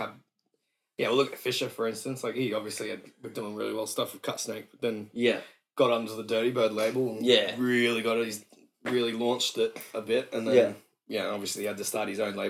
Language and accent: English; Brisbane, Queensland, Australia; Yeah, grew up in Nunda, which is a great little area. The area that I lived in Nunda was fine when I was little.